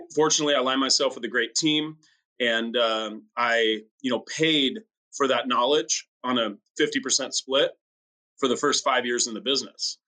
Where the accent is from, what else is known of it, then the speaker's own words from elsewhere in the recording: France; now in La Quinta, United States; my home country of France